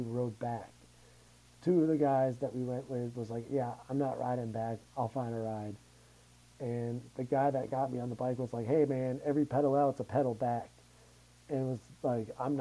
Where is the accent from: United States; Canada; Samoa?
United States; Massachusetts; now in Denver, United States; we're from Massachusetts